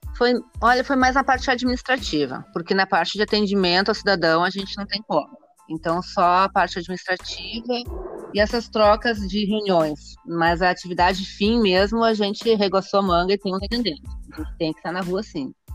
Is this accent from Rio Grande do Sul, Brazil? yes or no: yes; Caxias do Sul, Rio Grande do Sul, Brazil; eu sou de Caxias do Sul, natural de Caxias